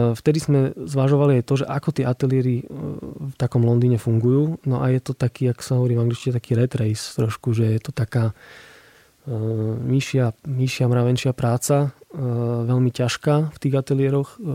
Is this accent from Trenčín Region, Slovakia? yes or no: no; Košice, Košice Region, Slovakia; som z Košic, tak ja tam mám kopec pekných spomienok aj miest, kde sa rád vraciam